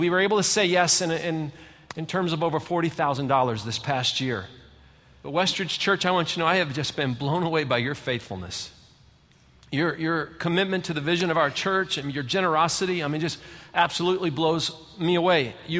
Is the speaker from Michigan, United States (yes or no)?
yes; Michigan, United States; You know, I'm from Michigan. I've lived in 5 different states, but I'm just going to tell you, we live in the best state in the whole country.